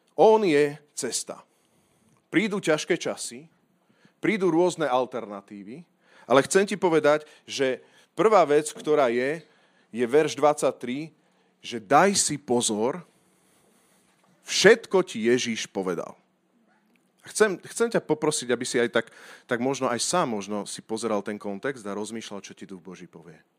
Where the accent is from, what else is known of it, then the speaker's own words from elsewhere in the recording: Slovakia; ja som hrdý Slovák